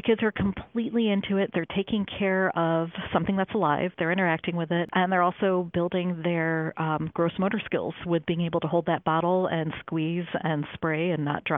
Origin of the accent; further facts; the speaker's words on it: Chicago, Illinois, United States; I grew up about a mile due west of Lincoln Park Zoo. So growing up in Chicago